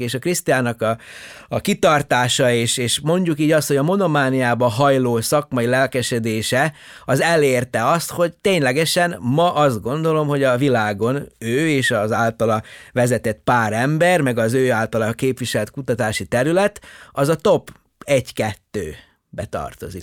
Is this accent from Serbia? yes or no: yes; Subotica, Vojvodina, Serbia; first language Hungarian; moved away as an adult; also born or lived in Horgoš, Serbia / Sydney, Australia; now in Hungary; én Jugoszláviában születtem, ugye egész pontosan Szabadkán születtem